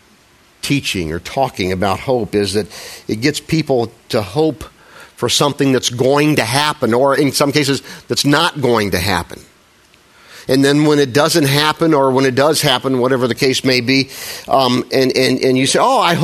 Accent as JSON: {"language": "English", "region": "Midwest", "country": "United States", "said": "I'm a Midwesterner."}